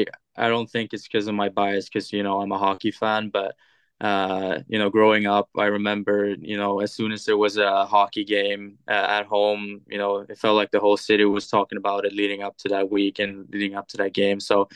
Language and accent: English; Linköping, Östergötland, Sweden; English is a second language; moved away as an adult; also born or lived in Fairbanks, Alaska, United States; now in United States; Born and raised in Linköping.